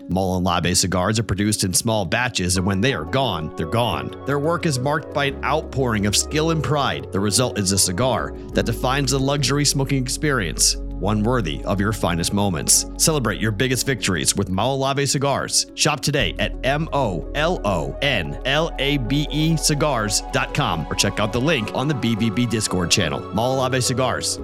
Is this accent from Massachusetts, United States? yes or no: yes; Massachusetts, United States; I'm from Massachusetts